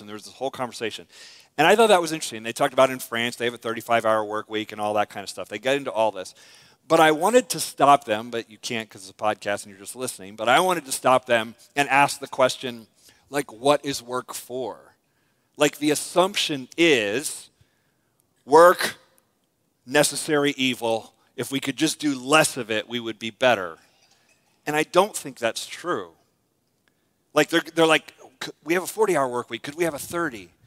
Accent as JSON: {"language": "English", "country": "United States", "tie": "born or raised there", "said": "I was born in America"}